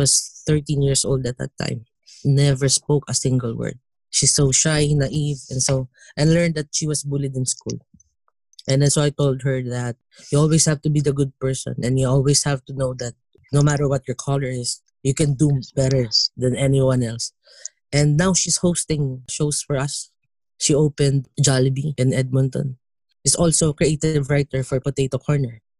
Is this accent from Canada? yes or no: no; Philippines; you feel the certain pride of being Filipino.